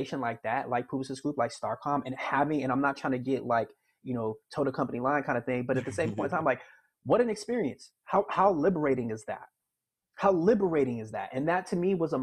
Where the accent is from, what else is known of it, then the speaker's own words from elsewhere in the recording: Miami, Florida, United States; moved away as an adult; now in Chicago, United States; growing up in Miami